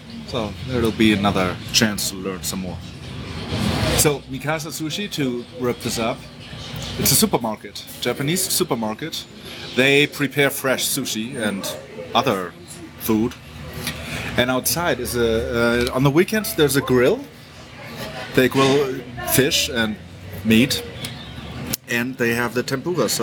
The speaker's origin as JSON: {"language": "English", "country": "Germany", "also_born_or_lived": "United States", "accent": "German", "second_language": "English", "moved": "yes", "lives_now": "Mexico City, Mexico", "said": "my accent is not as non-German as I thought it was for the last 20 years"}